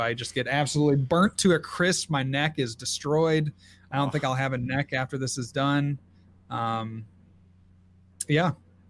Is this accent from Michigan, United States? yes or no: yes; Port Huron, Michigan, United States; grew up in Michigan and knew, you know, a couple guys from Michigan. So we were going to start and drive through my hometown of Port Huron